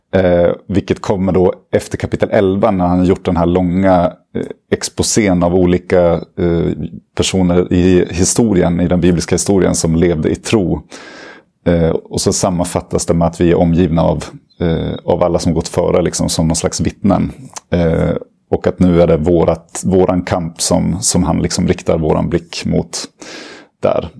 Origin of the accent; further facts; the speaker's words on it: Uppsala, Uppsala County, Sweden; also born or lived in Lund; jag är uppvuxen i Uppsala